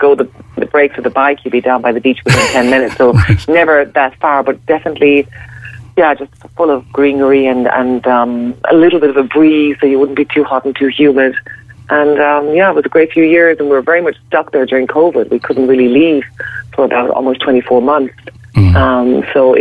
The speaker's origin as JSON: {"language": "English", "country": "Ireland", "said": "I'm Irish"}